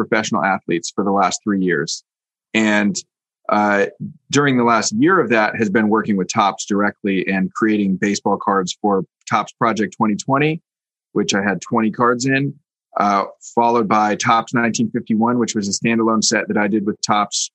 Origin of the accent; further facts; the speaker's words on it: Bay Area, California, United States; now in New York, United States; I grew up in the Bay Area going to Oakland A's games as a kid